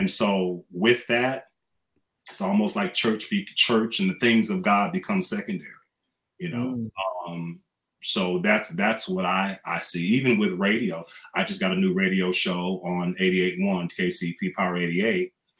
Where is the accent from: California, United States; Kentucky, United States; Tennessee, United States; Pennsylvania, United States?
California, United States; Orange County, Southern; moved away as an adult; also born or lived in Los Angeles, United States; now in Las Vegas, United States; I'm a new resident of Las Vegas. I live in Summerlin. I'm from Southern California, from Orange County. I grew up near the beach. And so I'm probably the only Black beach bum in Orange County. And I'm a Cali dude.